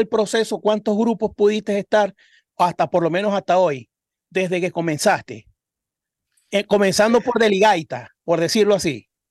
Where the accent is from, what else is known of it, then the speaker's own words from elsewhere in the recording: Cabimas, Zulia, Venezuela; moved away; Nosotros somos de Cabimas un, un municipio del estado Zulia